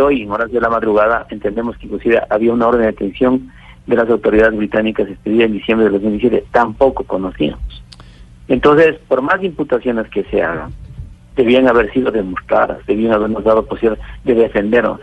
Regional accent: Ecuador; le digo como ecuatoriano, en mi territorio ecuatoriano

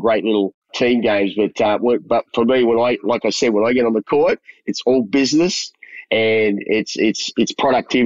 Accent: Melbourne, Victoria, Australia; moved away as an adult; also born or lived in Collingwood, Melbourne / Broadmeadows West, Melbourne; now in Taiwan; And then we moved to Richmond, but I grew up in Richmond

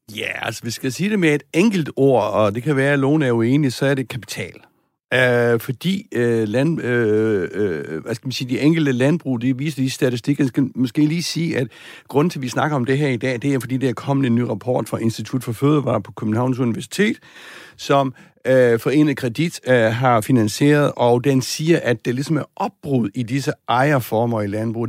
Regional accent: Southern Jutland, Southern Denmark, Denmark; Sønderjylland, hvor jeg kommer fra

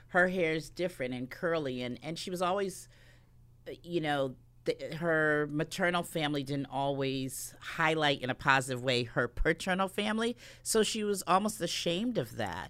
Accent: New Britain, Connecticut, United States; growing up in New Britain

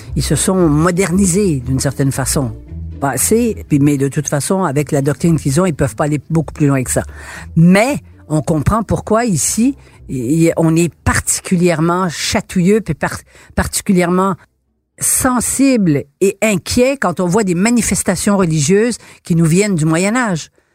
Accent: Quebec, Canada; nous étions une société francophile, de langue française

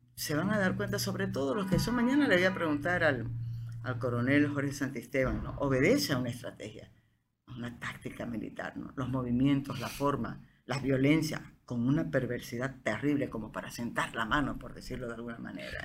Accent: Bolivia; yo soy boliviano

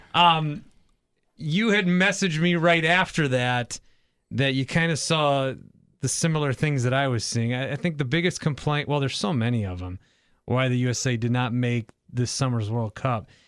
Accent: Fond du Lac, Wisconsin, United States; moved away; I'm from Fond du Lac

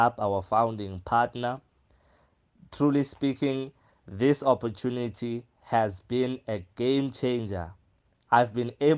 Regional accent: Nhlazatshe, Mpumalanga, South Africa; Born and raised in Mpumalanga and a small town called Nhlazatshe

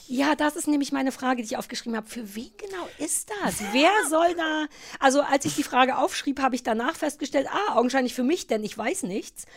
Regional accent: GDR, East Germany, Germany; Ich bin ja in der DDR groß geworden

